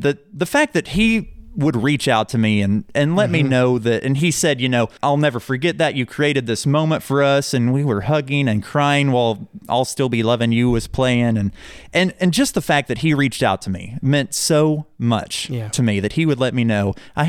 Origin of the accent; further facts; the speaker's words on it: Owosso, Michigan, United States; when I was a kid, like I said, I grew up in Owosso, and I went to Rejoice Christian School